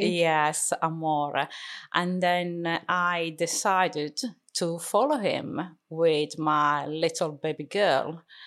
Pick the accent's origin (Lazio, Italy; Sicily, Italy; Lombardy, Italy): Sicily, Italy; Catania; English is a second language; moved away as an adult; now in Darlington, United Kingdom; my country is italy I was born in Sicily, in a beautiful town, mm-hmm. actually, city called Catania.